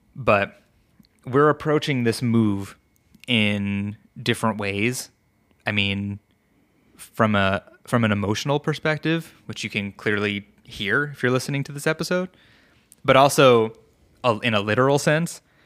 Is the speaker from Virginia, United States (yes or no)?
no; New York, United States; also born or lived in Colorado; now in Vancouver, Washington, United States; growing up in New York